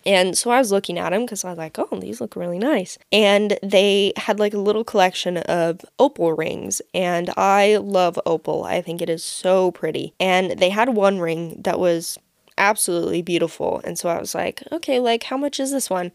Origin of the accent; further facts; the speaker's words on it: United States; as an American